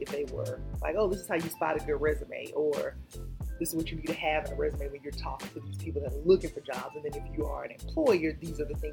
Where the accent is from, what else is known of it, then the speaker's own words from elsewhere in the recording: Columbus, United States; I'm from Columbus, and um, I so when I left Columbus, I went to University of Georgia.